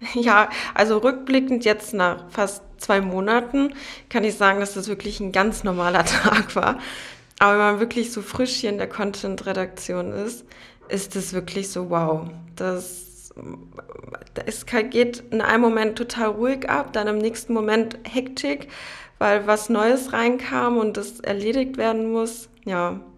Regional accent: Berlin, Germany; also born or lived in Frankfurt am Main; now in Potsdam, Germany; Ich bin in Berlin geboren und bin damals vor knapp, also vor zehn Jahren, sind meine Familie und ich nach Frankfurt am Main gezogen

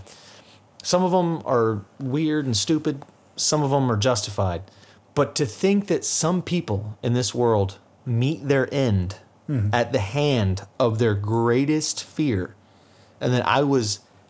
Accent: United States; I'm American.

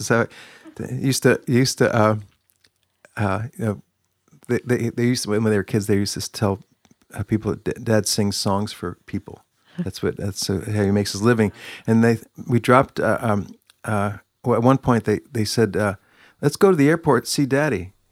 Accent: New Jersey, United States; moved away as an adult; also born or lived in Bethlehem, Pennsylvania; I grew up in New Jersey

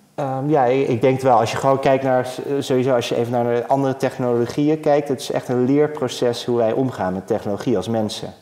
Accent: Netherlands; als Nederlander

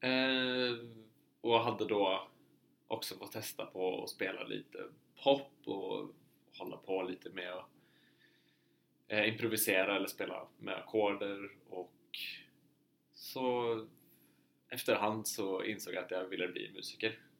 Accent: Uppsala, Uppsala County, Sweden; moved away as an adult; also born or lived in Härnösand, Sweden; now in Oslo, Norway; jag är från Uppsala i Sverige. Eh, och så hamnade jag på folkhögskola i Härnösand i två år och sen kom jag in på Musikhögskolan i Oslo

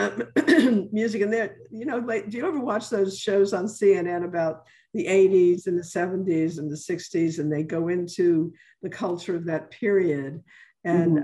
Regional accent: New York, United States; now in New Orleans, United States; I'm originally from New York

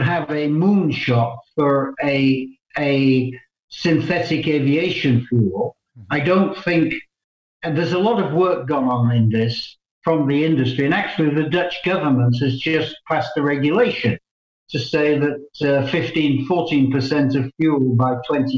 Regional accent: England, United Kingdom; also born or lived in Canada; now in Brussels, Belgium; I'm an Englishman by birth

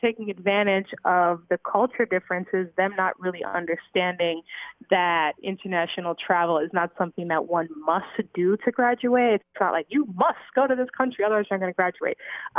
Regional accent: New York City, New York, United States; I've been in the United States since I was about 5 years old. I grew up in and around Brooklyn, predominantly around Sheepshead Bay.

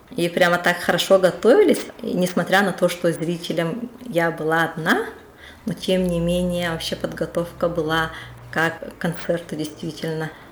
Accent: Yakutia, Sakha Republic, Russia; now in Saint Petersburg, Russia; я на самом-то деле хочу вернуться в Якутию. К, жить рядом со своими родными и у себя на родине

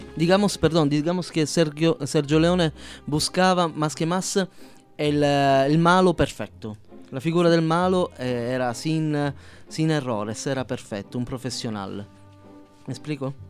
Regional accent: Palermo, Sicily, Italy; first language Sicilian; Spanish is a second language; now in Mexico; Soy del mero sur, soy siciliano de Palermo.

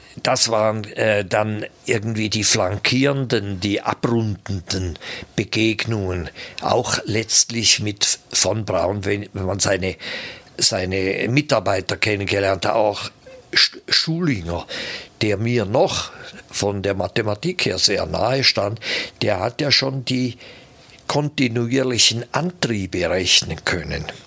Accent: Switzerland; ich bin auf der Schattenseite des Bodensees aufgewachsen

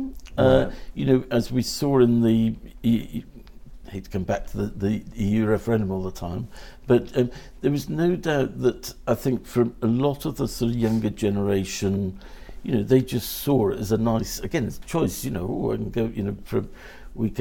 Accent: South Wales, United Kingdom; moved away; I'm from South Wales originally

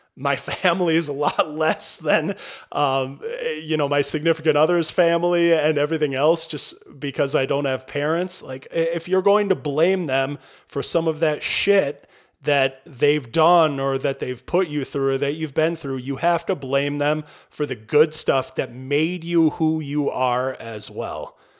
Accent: Albany, Minnesota, United States; growing up in Albany, Minnesota, at the time that I grew up there, population fifteen hundred

